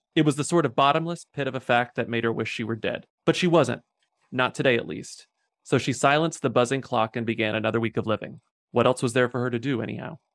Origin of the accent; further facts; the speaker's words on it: Devine, Texas, United States; moved away; the town where I grew up in Texas, which is called Dehennis, which is southwest of San Antonio